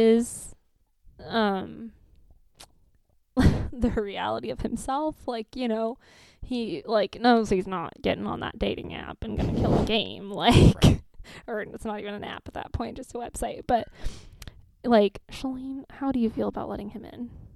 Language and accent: English; Boston, Massachusetts, United States; I'm from Boston, which is close to where he's from.